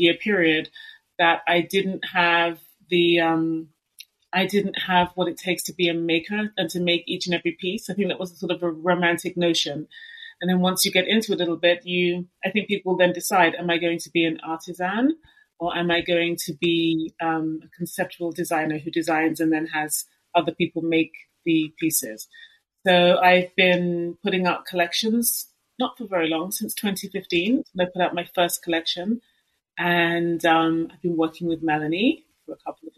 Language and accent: English; London, United Kingdom; I was born and raised in London